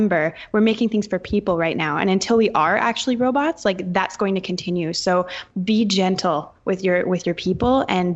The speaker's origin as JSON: {"language": "English", "country": "Canada", "said": "I'm Canadian."}